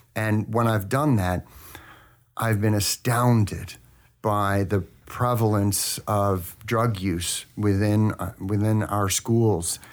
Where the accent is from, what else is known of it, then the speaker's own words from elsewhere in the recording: Manhasset, New York, United States; I was born in North Shore Hospital in Manhasset, New York